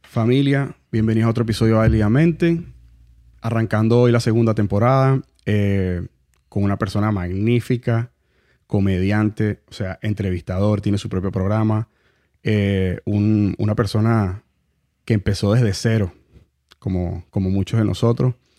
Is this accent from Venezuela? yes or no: yes; Venezuela; now in Miami, United States; La gente de Miami, aunque somos venezolanos